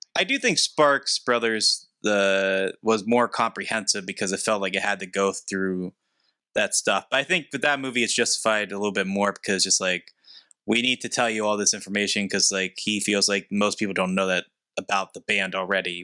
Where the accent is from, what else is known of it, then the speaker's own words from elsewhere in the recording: hometown where Andy Warhol is buried, Pennsylvania, United States; he's buried in my hometown